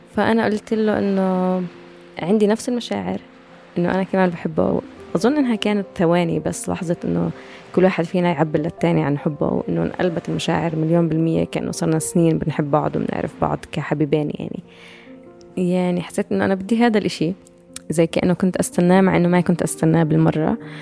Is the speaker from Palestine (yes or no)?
yes; Ramallah, West Bank, Palestine; انا من رام الله